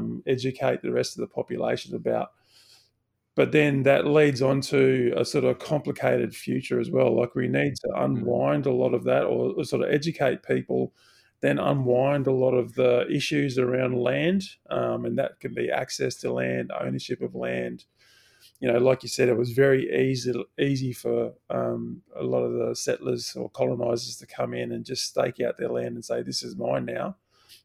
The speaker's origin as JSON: {"language": "English", "town": "Bundaberg", "region": "Queensland", "country": "Australia", "tie": "born or raised there", "said": "So I grew up in Bundaberg in Queensland"}